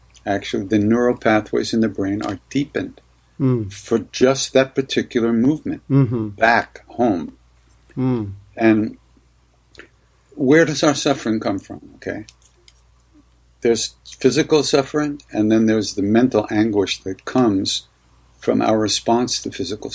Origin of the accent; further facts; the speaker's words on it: Long Island, New York, United States; I grew up on Long Island